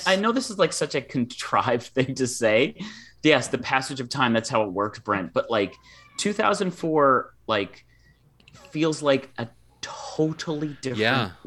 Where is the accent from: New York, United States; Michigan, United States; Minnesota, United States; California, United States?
Michigan, United States; there was a Michigan State football game in my hometown